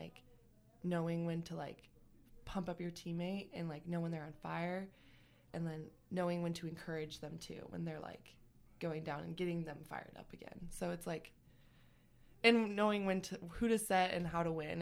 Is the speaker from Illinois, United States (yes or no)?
no; Pasco, Washington, United States; moved away as an adult; now in Sacramento, United States; I'm actually from Pasco, Washington. It's like Eastern Washington State, the desert part